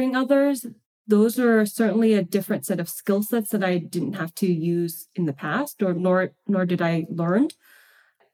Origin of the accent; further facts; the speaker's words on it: Boston, Massachusetts, United States; moved away as an adult; now in California, United States; I am originally from Boston.